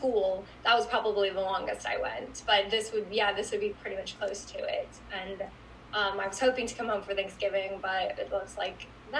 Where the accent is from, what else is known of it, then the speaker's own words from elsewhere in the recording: United States; moved away as an adult; now in London, United Kingdom; especially as an American, because there's just nothing like it in America.